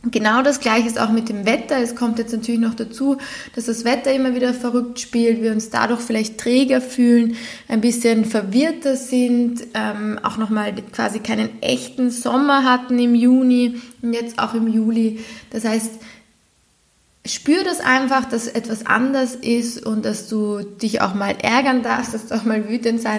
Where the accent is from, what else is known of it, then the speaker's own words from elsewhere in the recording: Austria; Wir sind das aber als Europäer und vor allem als Österreicher sehr gewohnt, dass wir das können.